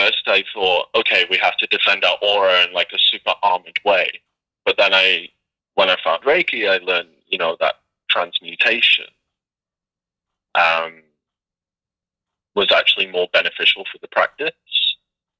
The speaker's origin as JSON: {"language": "English", "town": "Liverpool", "region": "North West England", "country": "United Kingdom", "said": "I'm from Liverpool, you know, which is a fantastic city."}